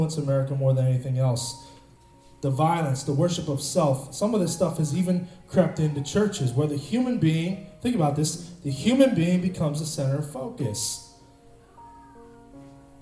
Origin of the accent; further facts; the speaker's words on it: Cleveland, Ohio, United States; I'm from Cleveland